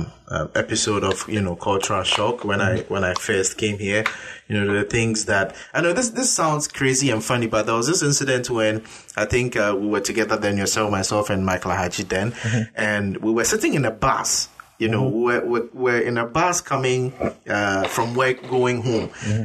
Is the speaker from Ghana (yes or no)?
yes; Ghana; being a Ghanaian and African myself